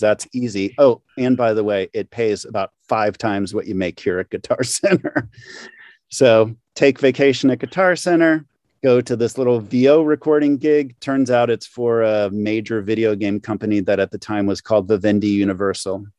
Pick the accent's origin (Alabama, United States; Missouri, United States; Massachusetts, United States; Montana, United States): Missouri, United States; St. Louis; moved away as an adult; I'm from Saint Louis originally, I should say. So I'm an East Sider